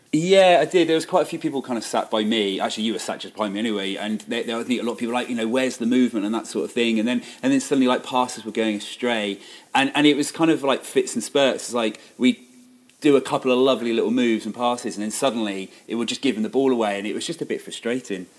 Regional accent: Bristol, South West England, United Kingdom; moved away as an adult; now in Shrewsbury, United Kingdom; you could probably tell from my accent I'm not actually from these parts. I'm actually from Bristol

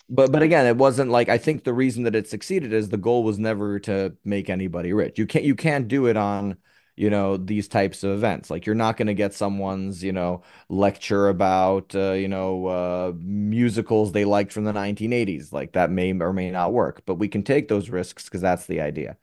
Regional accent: New York City, New York, United States; now in Tel Aviv, Israel; I was born in, originally from Upper West Side Manhattan.

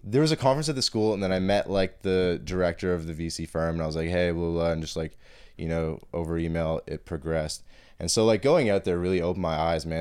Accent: Toronto, Ontario, Canada; accent: Toronto accent; moved away as an adult; also born or lived in London, Ontario / Boston; now in Montreal, Canada; coming from, like, midtown Toronto, like, in the city and then going to London, Ontario

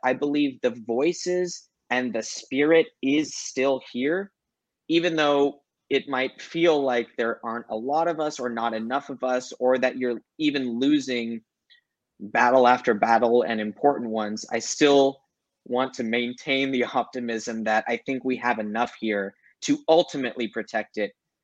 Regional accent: United States; as an American in the United States

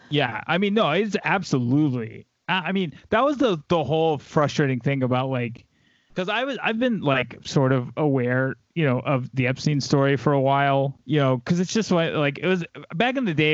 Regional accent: the South, United States; I grew up in the South

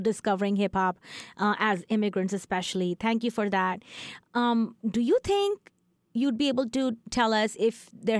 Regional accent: northern India, India; moved away as an adult; Growing up in India and until recently, around 8 years ago

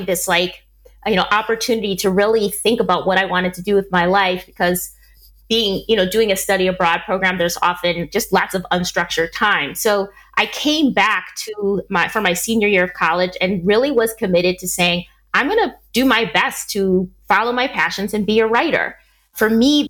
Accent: Milwaukee, Wisconsin, United States; moved away as an adult; now in Spain; I was born and raised in Milwaukee, Wisconsin

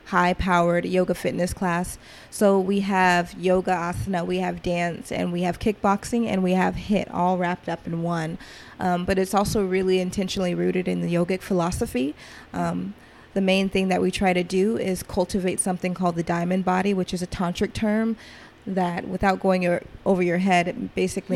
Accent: Atlanta, Georgia, United States; also born or lived in Seattle; Growing up in Atlanta, being born in Atlanta, I grew up kind of in trap culture.

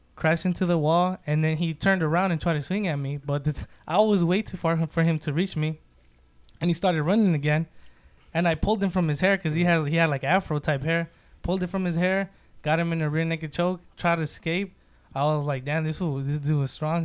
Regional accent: Santa Ana, California, United States; also born or lived in Mexico / Long Beach; Moved to Santa Ana, been here ever since

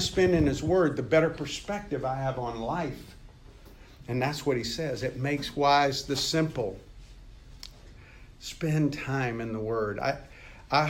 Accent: Meridian, Mississippi, United States; I grew up in Meridian, Mississippi, guys, in a rural area

